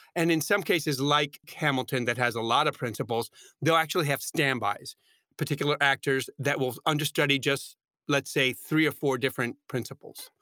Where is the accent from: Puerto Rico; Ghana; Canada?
Puerto Rico; San Juan; now in New York, United States; I wanted to perform in Puerto Rico, my hometown, and my parents were elderly.